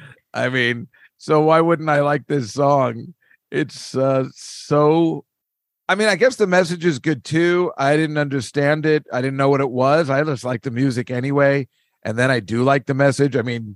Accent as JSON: {"language": "English", "region": "New Jersey", "country": "United States", "said": "Well, I'm from New Jersey and we don't do that kind of shit."}